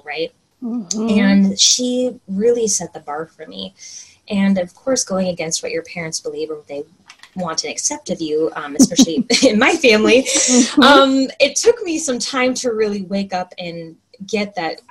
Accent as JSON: {"language": "English", "region": "Oklahoma", "country": "United States", "tie": "born or raised there", "moved": "as an adult", "lives_now": "Washington State, United States", "said": "I grew up in Oklahoma"}